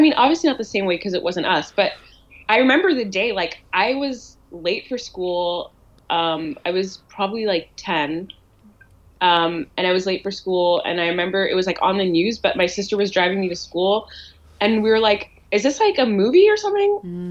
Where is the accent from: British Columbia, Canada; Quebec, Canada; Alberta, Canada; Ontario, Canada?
Ontario, Canada; Ottawa; moved away as an adult; now in Toronto, Canada; I grew up in Ottawa